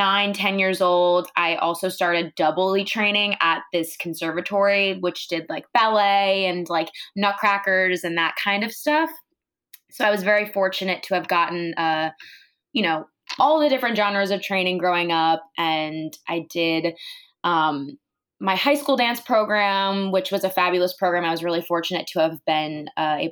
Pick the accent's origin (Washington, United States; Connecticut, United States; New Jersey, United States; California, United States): New Jersey, United States; Monmouth County; moved away as an adult; now in New York City, United States; I am from Jersey, so basically across the bridge, in this county called Monmouth County, which is where the northern part of where the Jersey Shore starts